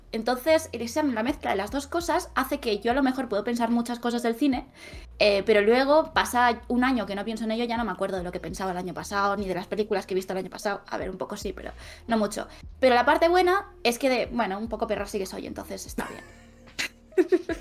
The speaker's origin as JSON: {"language": "Spanish", "town": "Vinaròs", "region": "Valencian Community", "country": "Spain", "moved": "yes", "lives_now": "Barcelona, Spain", "said": "soy de un pueblo de Castellón que se llama Vinaros"}